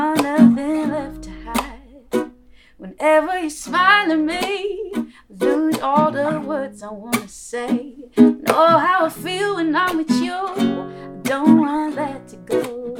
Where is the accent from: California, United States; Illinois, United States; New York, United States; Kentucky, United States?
New York, United States; moved away as an adult; also born or lived in Los Angeles; I'm originally from New York.